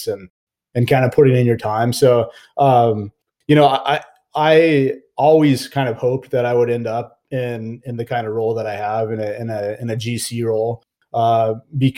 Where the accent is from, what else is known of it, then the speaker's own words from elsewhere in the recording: Fullerton, California, United States; I grew up in Orange County in Fullerton, California